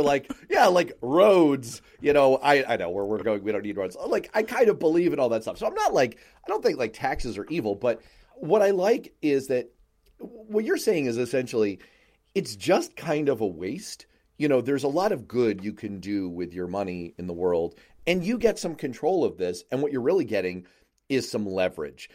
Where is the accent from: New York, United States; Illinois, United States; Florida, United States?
New York, United States; New York City; I grew up in New York City